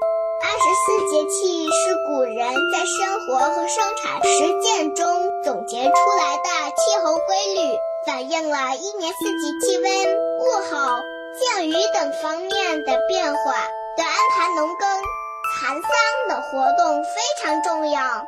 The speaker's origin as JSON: {"language": "Chinese", "town": "Dalian", "region": "Liaoning", "country": "China", "said": "我来自大连，今年五岁"}